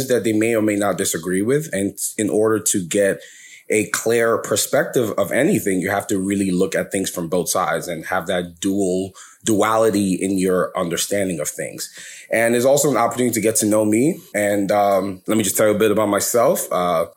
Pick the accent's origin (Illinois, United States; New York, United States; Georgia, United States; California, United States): New York, United States; New York City; also born or lived in Lagos, Nigeria; I was born in America, in New York. I'm from New York, New York, New York, where we at? BK, Brooklyn house, nobody? All right, okay. Well, I was born in Brooklyn